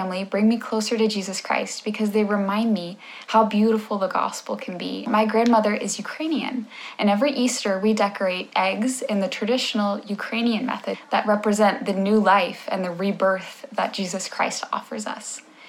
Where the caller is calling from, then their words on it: Valencia, Valencian Community, Spain; Hello, I'm …, and I'm filming from Valencia, Spain.